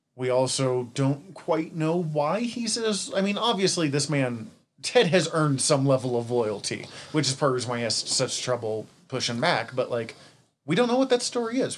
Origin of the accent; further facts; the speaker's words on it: Missoula, Montana, United States; I'm an introvert from Missoula.